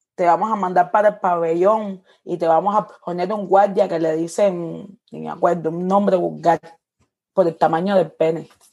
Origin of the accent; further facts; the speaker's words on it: Cuba; moved away as an adult; representante de mi música y de mi tierra